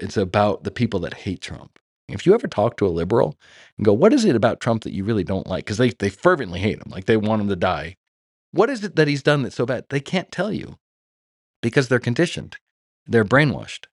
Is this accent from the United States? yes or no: yes; Los Angeles, California, United States; I grew up in Hollywood.